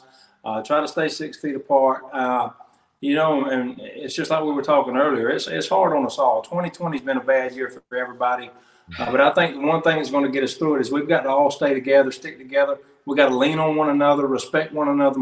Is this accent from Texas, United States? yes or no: no; Samson, Alabama, United States; my hometown, which is Sampson, Alabama